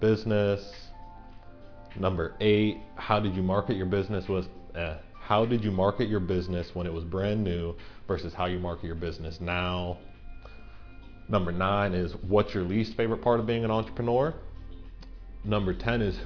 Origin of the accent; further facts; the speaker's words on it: Central Pennsylvania, United States; I'm from Central Pennsylvania. I've grew up here. I've lived here my entire life, pretty much.